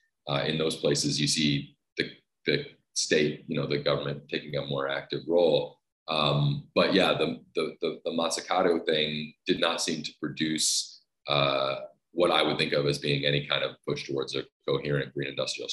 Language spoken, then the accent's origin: English; Canada; moved away as an adult; also born or lived in United States; although I'm Canadian, I lived most of my adult life in the United States